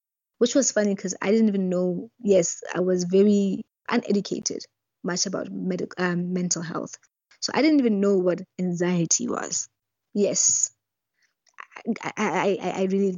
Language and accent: English; Lesotho; also born or lived in Botswana; I was from Lesotho